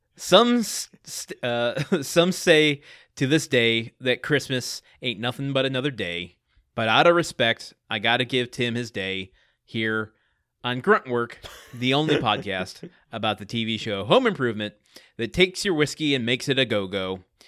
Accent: Michigan, United States; moved away; I come from a small town.

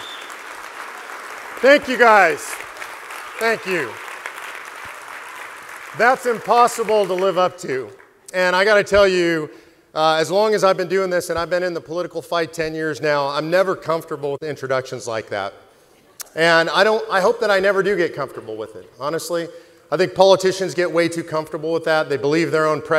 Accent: Los Angeles, California, United States; I was raised in Los Angeles by incredible, wonderful, moral people

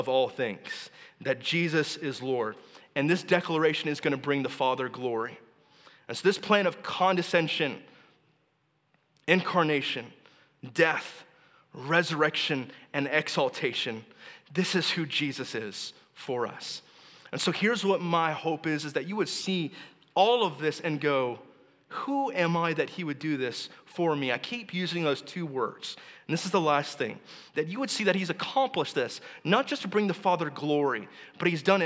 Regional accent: Texas, United States; moved away; I'm from Texas

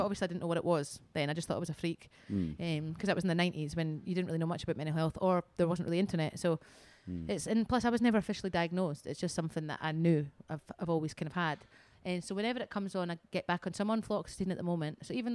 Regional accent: Edinburgh, Scotland, United Kingdom; I'm from Edinburgh.

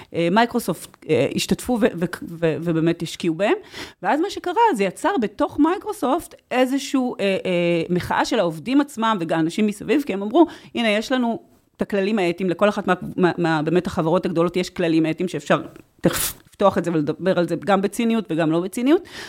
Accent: Israel; אני קיבוציקית במקור

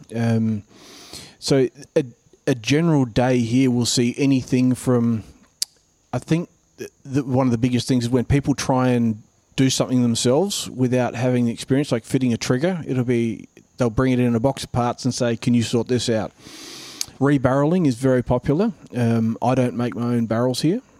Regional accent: Mount Gambier, South Australia, Australia; also born or lived in New South Wales; now in Queensland, Australia; South Australia, where I'm from, is a real duck hunting place, and I grew up around Mount Gambier region

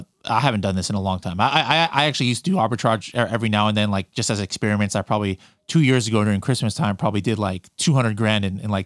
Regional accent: California, United States; see, why am I saying y'all? I'm from California.

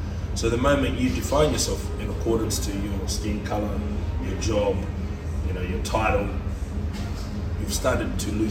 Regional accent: Australia; English is a second language; I didn't have English as mm-hmm. well.

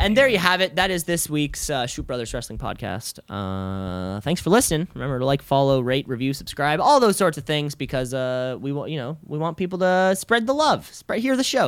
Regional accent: Canada; I am also a Canadian

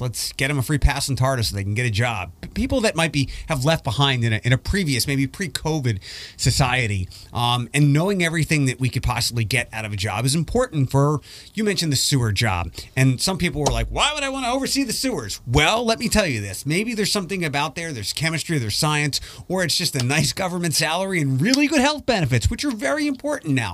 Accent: East Coast, United States; moved away; I'm from the East Coast

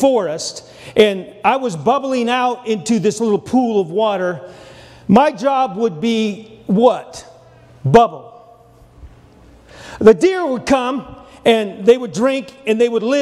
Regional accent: Montana, United States; moved away; also born or lived in Texas; I'm from Montana, but I spent 12 years in Texas

